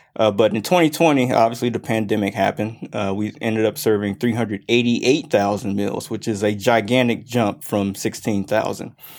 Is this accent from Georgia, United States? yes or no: yes; Grayson, Georgia, United States; also born or lived in Mississippi / Clemson, South Carolina; here since I was four. Uh, I was actually born in the great state of Mississippi. Uh, around 98, we moved to the Grayson area and I graduated from South Gwinnett